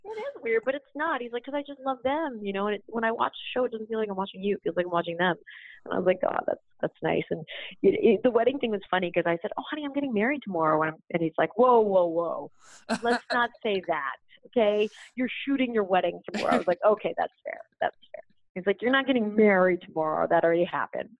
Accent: Canada; I grew up in Canada

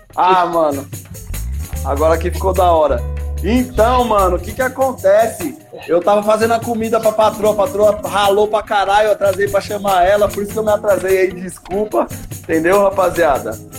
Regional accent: Primavera, São Paulo, Brazil; Eu sou do Primavera mesmo. É, quando nós era mais novo, no Primavera, tinha lá o Larguinho

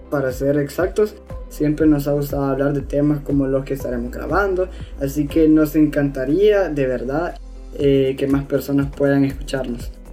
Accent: El Salvador; tengo 15 años y soy del Salvador

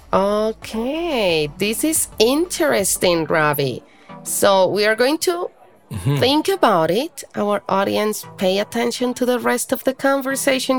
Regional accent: Colombia; I live in Colombia. I am from Colombia.

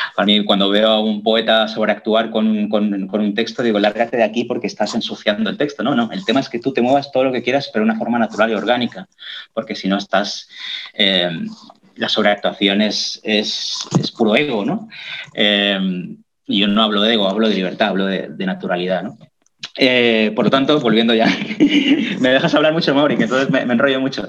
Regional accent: Catalonia, Spain; first language Catalan; Spanish is a second language; todos los catalanes somos bilingües, ¿no? Todos desde niños hablamos las dos lenguas

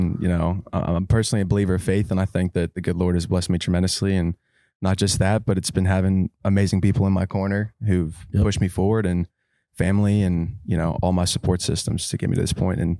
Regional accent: Hershey, Pennsylvania, United States; also born or lived in Duncannon, Pennsylvania; I'm originally from a place called Duncannon, Pennsylvania, which is an hour north of Hershey.

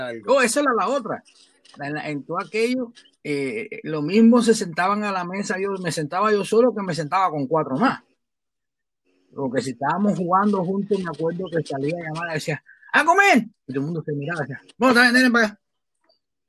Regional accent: Havana, Cuba; moved away as an adult; also born or lived in Europe; now in Chicago, United States; Yo soy originalmente de La Habana, de la capital. Ahí nací y me crié.

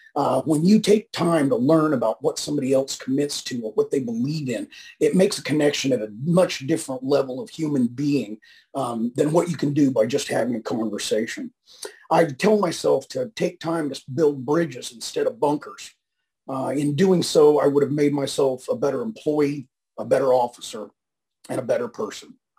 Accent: northwestern Kansas, United States; moved away; also born or lived in California; I grew up in a little town in Kansas in the northwestern corner.

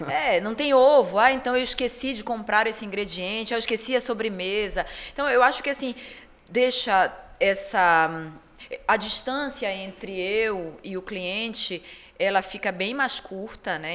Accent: Pará, Brazil; also born or lived in Europe; eu sendo paraense da Gema, moradora do centro, centro histórico de Belém

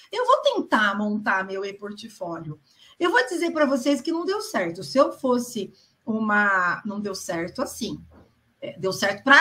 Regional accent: São Paulo, Brazil; Nasci em São Paulo, sempre vivi em São Paulo.

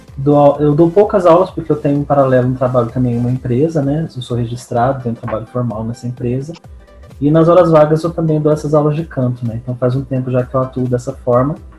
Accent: Franca, São Paulo, Brazil; eu sou daqui da cidade de Franca

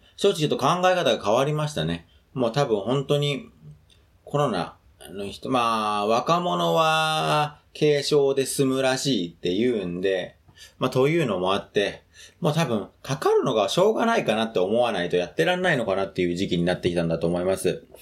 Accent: Tokyo, Japan; 僕はもともと上野の方の出身なので

